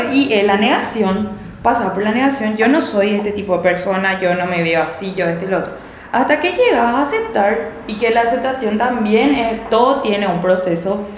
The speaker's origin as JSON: {"language": "Spanish", "country": "Paraguay", "said": "en nuestro país"}